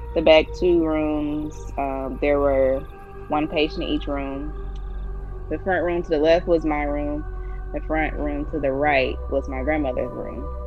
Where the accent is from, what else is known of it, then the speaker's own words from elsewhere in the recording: Alabama, United States; I was raised in Alabama